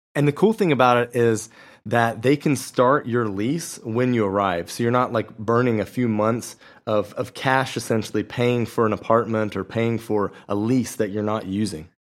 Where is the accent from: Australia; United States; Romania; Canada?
United States; moved away as an adult; now in Portugal; as an American